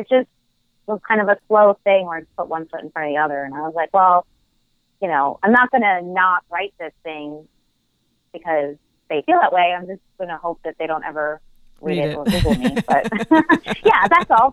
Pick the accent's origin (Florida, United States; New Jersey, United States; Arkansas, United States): New Jersey, United States; I'm from New Jersey.